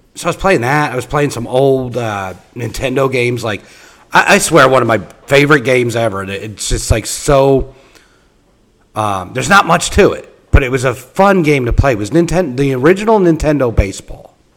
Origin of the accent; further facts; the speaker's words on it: Philadelphia, Pennsylvania, United States; now in Indiana, United States; So, where I live in Indiana, okay, I did not. I'm not originally from here. I'm originally from the Philadelphia area